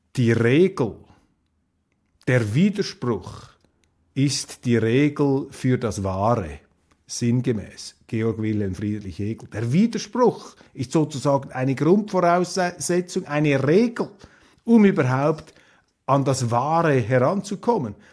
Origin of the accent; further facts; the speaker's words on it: Switzerland; als Schweizer